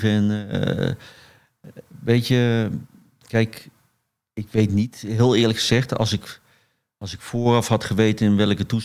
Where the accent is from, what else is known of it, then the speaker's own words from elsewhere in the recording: Eindhoven, North Brabant, Netherlands; Ik, ik groeide op in Eindhoven